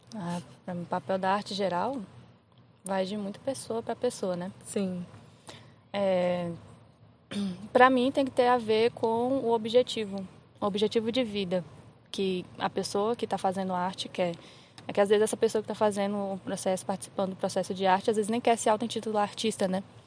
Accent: Recanto das Emas, Federal District, Brazil; eu sou aqui do DF, do Recanto

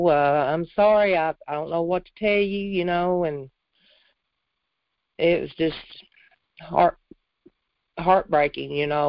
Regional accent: Jonesboro, United States; I was born in Jonesboro.

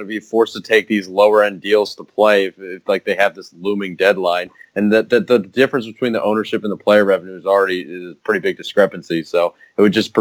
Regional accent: New Jersey, United States; moved away; also born or lived in North Carolina; I'm from New Jersey

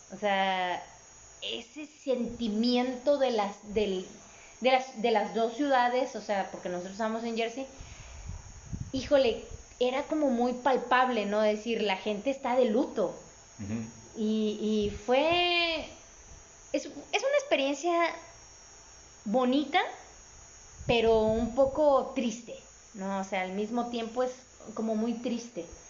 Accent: Mexico; como buenos mexicanos, este, eh, provincianos

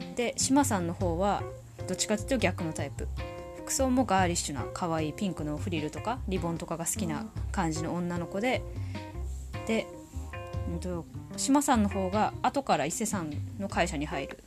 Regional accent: Tohoku, Japan; accent: Tohoku accent; 生まれも育ちも東北人です。口下手なまりもあります

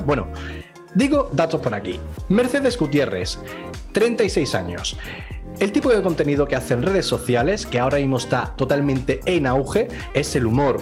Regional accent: Andalusia, Spain; yo soy andaluz y me como así las palabras

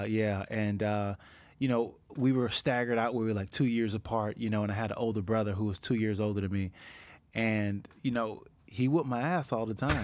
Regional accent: Niagara Falls, New York, United States; I grew up in Niagara Falls

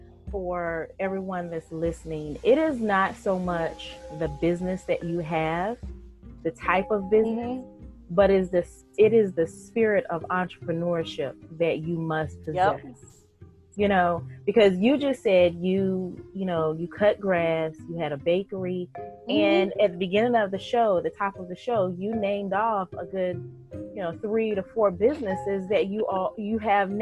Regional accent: Fayetteville, North Carolina, United States; also born or lived in Charlotte, North Carolina; I am from Fayetteville, North Carolina

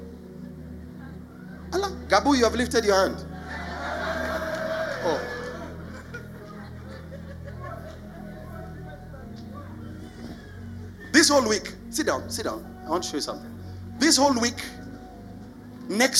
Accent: Nairobi, Kenya; I grew up in the ghetto. I grew up in Eastlands.

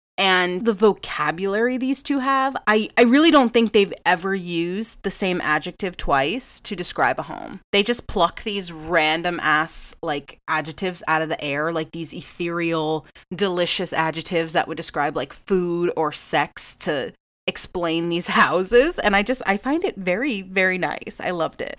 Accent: New England, United States; I am from New England. I don't have this harsh, intense, like, Boston accent. I really don't

